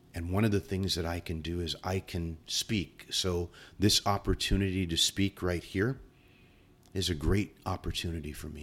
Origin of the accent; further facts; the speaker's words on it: San Bernardino, California, United States; I grew up in the San Bernardino area